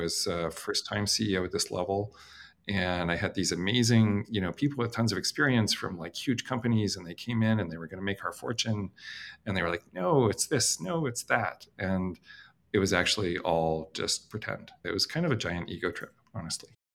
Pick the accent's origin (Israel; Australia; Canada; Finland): Canada; I'm Canadian